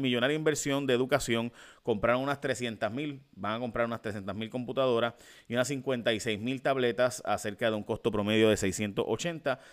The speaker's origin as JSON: {"language": "Spanish", "country": "Puerto Rico"}